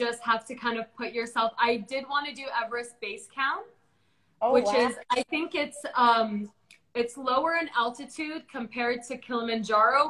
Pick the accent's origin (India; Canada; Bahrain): Bahrain; I'm like from Bahrain